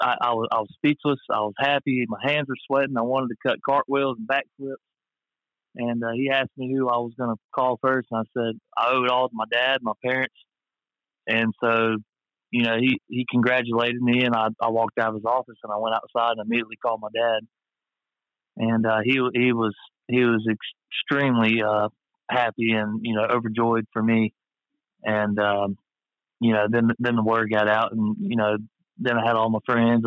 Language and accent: English; Hurley, Mississippi, United States; I'm from Hurley